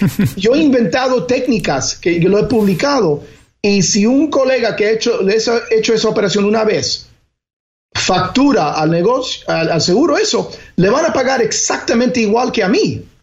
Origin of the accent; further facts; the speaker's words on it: Elizabeth, New Jersey, United States; yo me crié, crié en New Jersey, en Elizabeth, New Jersey, había una comunidad eh, latina, particularmente cubana, muy grande